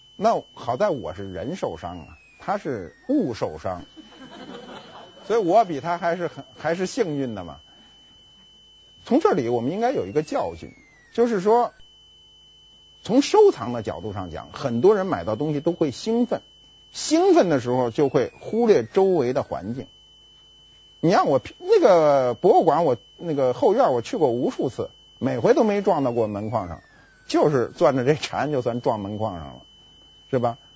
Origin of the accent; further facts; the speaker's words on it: Beijing, China; accent: Beijing dialect; 我们北京话叫知了